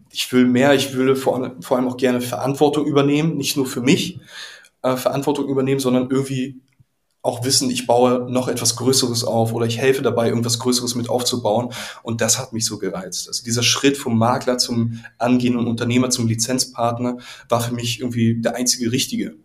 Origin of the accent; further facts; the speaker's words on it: Berlin, Germany; Ich komme ja selbst auch aus Pankow